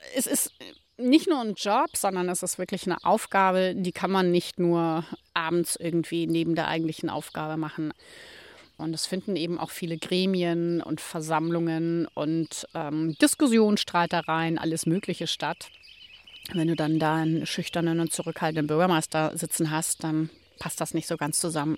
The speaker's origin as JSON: {"language": "German", "town": "Ismaning", "region": "Bavaria", "country": "Germany", "tie": "born or raised there", "moved": "yes", "lives_now": "Hallig Hooge, Germany", "said": "ich meinen Heimatort Ismaning bei München liebe"}